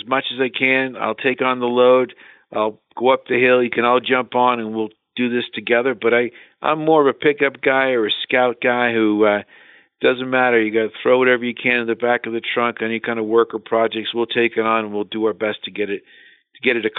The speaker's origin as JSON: {"language": "English", "town": "Boston", "region": "Massachusetts", "country": "United States", "moved": "yes", "said": "I'm from Boston, Massachusetts originally"}